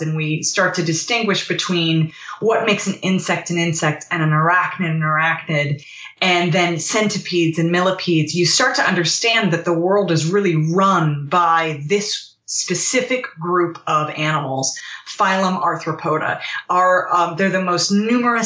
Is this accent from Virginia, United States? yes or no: yes; Virginia, United States; I'm from Virginia.